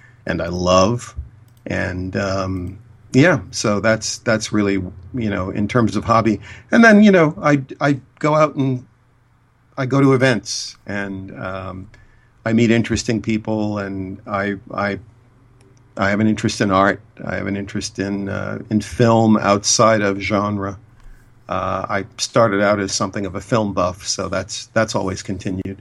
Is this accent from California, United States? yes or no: no; Boston, Massachusetts, United States; also born or lived in Cambridge, Massachusetts; I'm from Boston